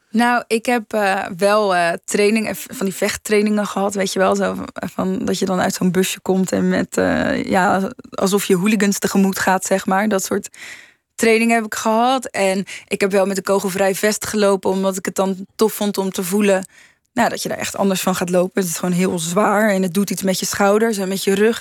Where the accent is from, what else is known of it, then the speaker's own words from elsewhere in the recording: Rotterdam, South Holland, Netherlands; ik kom uit Rotterdam, dus de Maas en de Wereldhavendagen zijn eh, heel erg aanwezig geweest in mijn jeugd